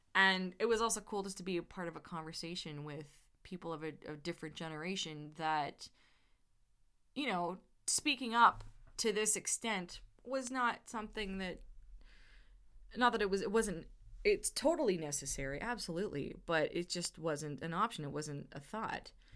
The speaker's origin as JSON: {"language": "English", "country": "Canada", "said": "I'm Canadian, my family's Canadian"}